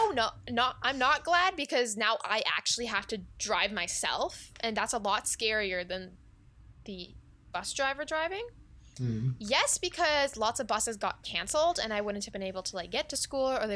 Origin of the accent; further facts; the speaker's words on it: Canada; we're Canadian